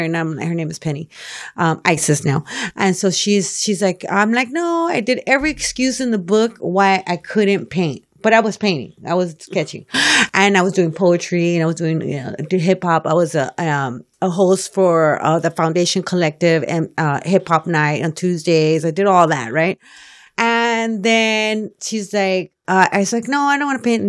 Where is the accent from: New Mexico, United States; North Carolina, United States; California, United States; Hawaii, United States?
California, United States; Los Angeles; also born or lived in Boyle Heights, East Los Angeles; lived, um, most of my life in South Central, South, South L